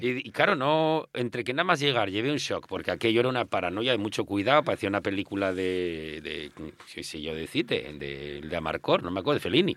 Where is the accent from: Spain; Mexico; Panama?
Spain; Mieres, Asturias; con 12 años en Mieres